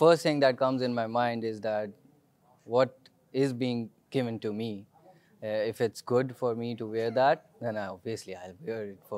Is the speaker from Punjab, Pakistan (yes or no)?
yes; Sialkot, Punjab, Pakistan; I'm from Sialkot